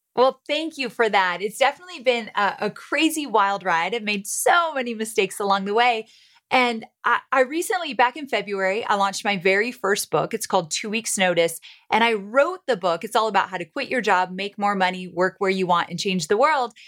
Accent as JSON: {"language": "English", "region": "Southern California", "country": "United States", "tie": "born or raised there", "also_born_or_lived": "Santa Barbara", "moved": "as an adult", "lives_now": "Nashville, United States", "said": "I am born and raised in Southern California, went to school in Santa Barbara"}